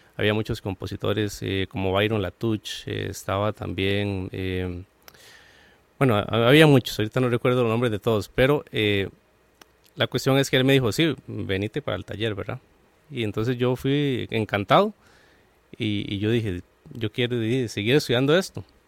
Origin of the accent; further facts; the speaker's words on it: San Joaquín de Flores, Heredia, Costa Rica; de donde yo soy, que es de San Joaquín de Flores